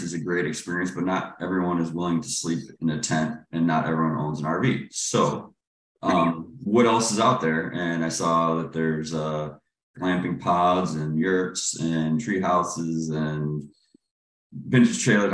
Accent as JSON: {"language": "English", "town": "Cleveland", "region": "Ohio", "country": "United States", "tie": "born or raised there", "moved": "yes", "lives_now": "Charlotte, United States", "said": "I grew up in Cleveland, Ohio, and then moved to Charlotte around 2002"}